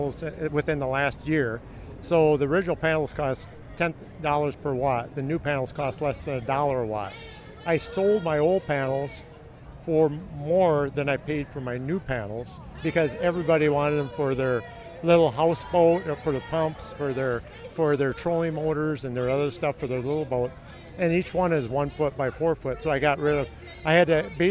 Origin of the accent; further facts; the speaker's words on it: Rochester, Minnesota, United States; I'm from Rochester originally